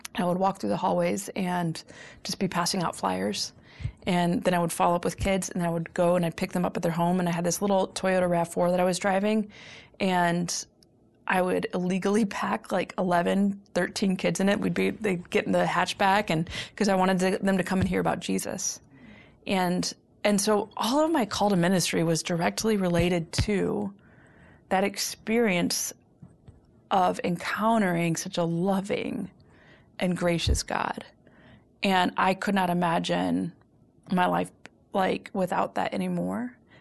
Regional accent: Chicago, Illinois, United States; also born or lived in Los Angeles / upstate New York; I am a Chicagoan through and through. I've, uh, lived in Los Angeles some. I've, I've lived in upstate New York some, but Chicago is, is my, is my blood.

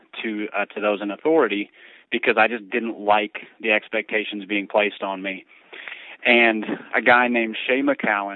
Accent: Minneapolis, Minnesota, United States; so I grew up in downtown Minneapolis, just a few blocks from the Metrodome where the Twins played.

